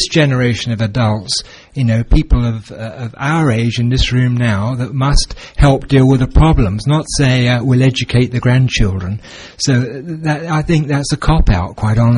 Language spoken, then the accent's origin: English; England, United Kingdom; now in Alberta, Canada; where we come from England